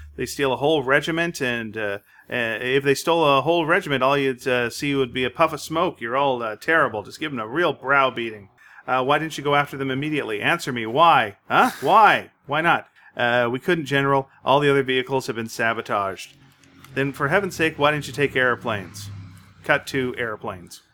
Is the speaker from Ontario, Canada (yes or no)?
no; Montreal, Quebec, Canada; I grew up in Montreal